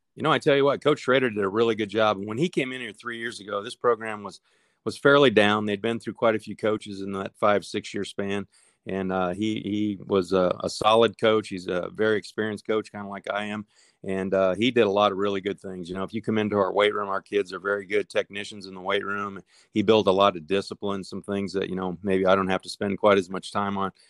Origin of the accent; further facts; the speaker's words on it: Nebraska, United States; moved away as an adult; now in Savannah, United States; I was born and raised in Nebraska